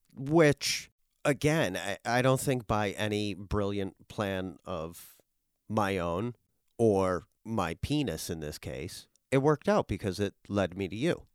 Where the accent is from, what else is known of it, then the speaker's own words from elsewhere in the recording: Worcester, Massachusetts, United States; moved away; also born or lived in northern New Jersey; I'm originally from Worcester, Massachusetts.